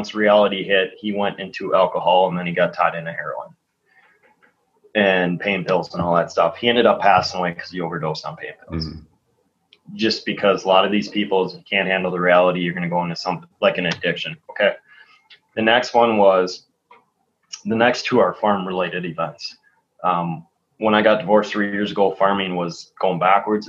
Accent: Green Bay, Wisconsin, United States; I grew up in Green Bay. Obviously, I grew up in Green Bay

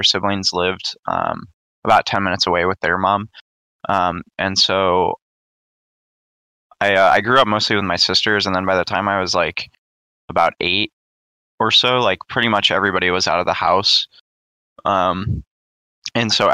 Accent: St. Louis, Missouri, United States; I grew up in St. Louis, Missouri

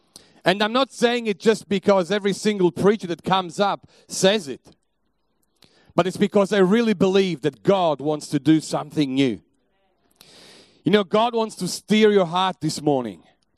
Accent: Italy; born there; English is a second language; also born or lived in Germany / England / Belgium; We were living in Belgium before that. I was living in Germany. I lived in England. I was born in Italy. I have traveled through all Europe. I have learned quite a few languages along the way.

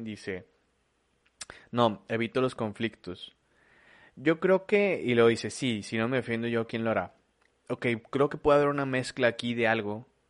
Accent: Mexico; en mi país, es mío

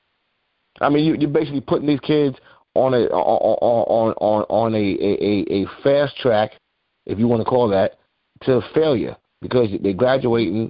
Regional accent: Mount Vernon, New York, United States; I grew up in Mount Vernon, New York, but outside the Bronx

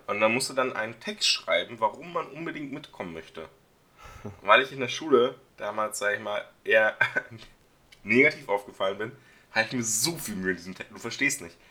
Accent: Dissen am Teutoburger Wald, Lower Saxony, Germany; ich komme aus der Stadt Dissen am Teutoburger Wald

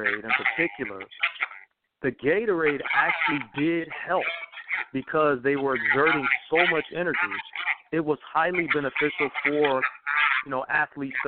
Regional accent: Detroit, Michigan, United States; moved away; also born or lived in Georgia; I'm from Detroit, Michigan originally

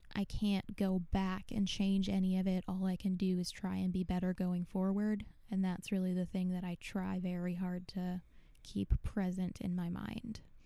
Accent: Buffalo, New York, United States; moved away as an adult; also born or lived in North Carolina; now in Buffalo, United States; I grew up in Buffalo. I moved mm-hmm. to North Carolina about 11 years ago

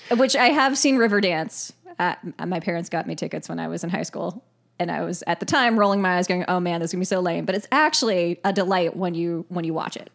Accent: Ireland; I'm Irish

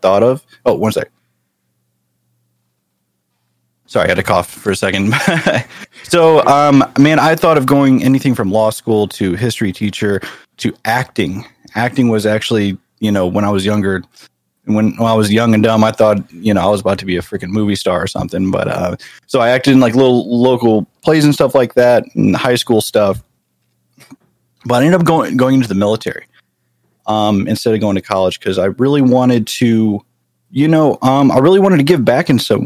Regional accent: St. Louis, Missouri, United States; moved away as an adult; also born or lived in San Jose, California; I grew up in good old Missouri. So yeah, I grew up in St. Louis, in like North County of St. Louis

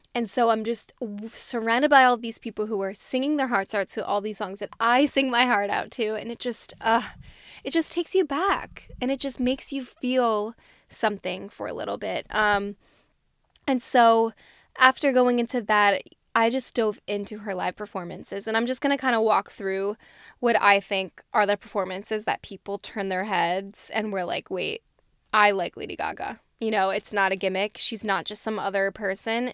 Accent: New Jersey, United States; I'm from New Jersey

